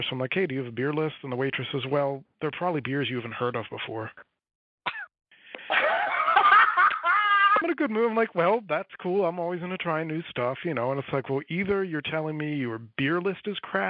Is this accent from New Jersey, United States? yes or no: yes; New Jersey, United States; I am from South Jersey.